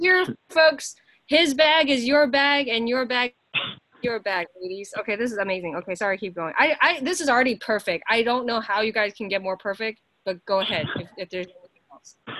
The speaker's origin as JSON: {"language": "English", "country": "United States", "said": "I'm an American"}